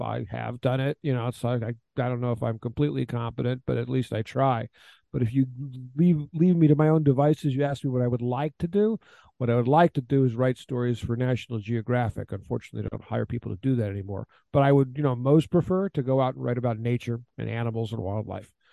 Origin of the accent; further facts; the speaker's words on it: Houston, Texas, United States; moved away as an adult; also born or lived in Ukraine / Afghanistan; now in Kyiv, Ukraine; I'm from Houston, Texas. I'm a native born American